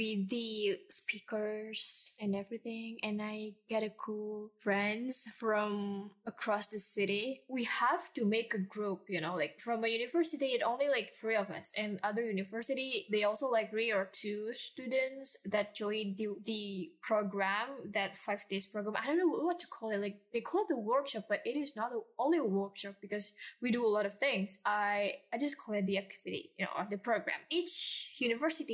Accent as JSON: {"language": "English", "region": "Jakarta", "country": "Indonesia", "said": "I'm that girl from Jakarta. Like, once you see me, you know I'm from Jakarta"}